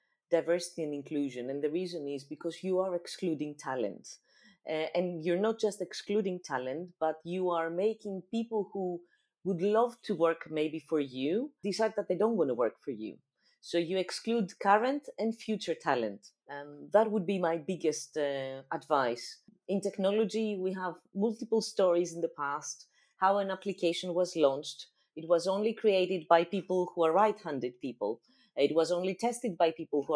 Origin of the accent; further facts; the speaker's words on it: Greece; English is a second language; my home country